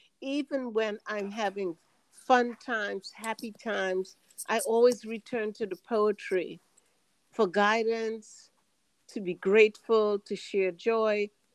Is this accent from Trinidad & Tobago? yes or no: yes; Trinidad & Tobago; we're from Trinidad, as you know. And in that culture, poetry was a very big part of the school education.